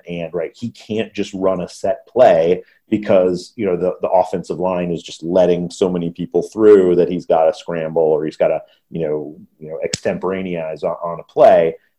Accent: United Kingdom; American football and how that works, and we're Brit.

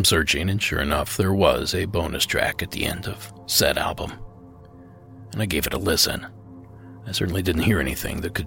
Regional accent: Ohio, United States; moved away as an adult; now in California, United States; the state where I spent my first 25 years or so, the state of Ohio

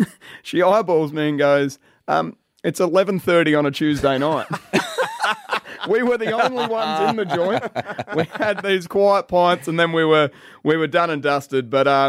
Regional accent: Adelaide, South Australia, Australia; I was from Adelaide

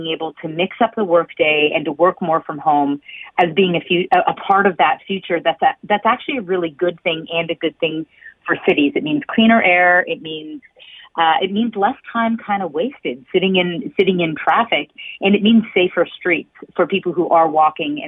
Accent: Hamilton, Ontario, Canada; also born or lived in Toronto; I actually grew up in Hamilton. I grew up on the Hamilton Mountain, and I cycled everywhere.

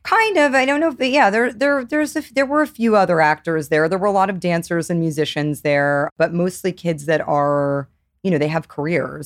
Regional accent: New York, United States; I grew up in New York

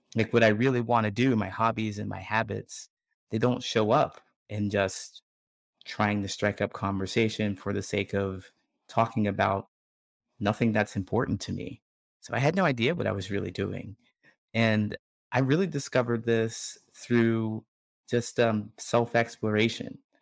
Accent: Ohio, United States; moved away as an adult; I grew up in Ohio

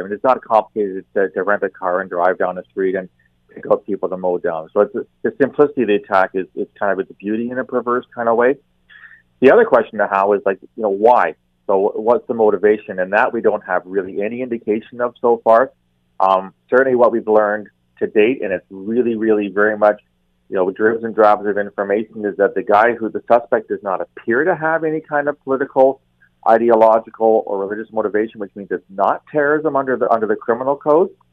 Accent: Canada; as a Canadian, um, very proud Canadian

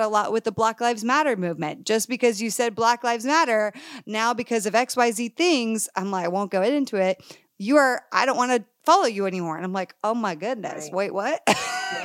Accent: Connecticut, United States; I grew up in a whitewash area in Connecticut

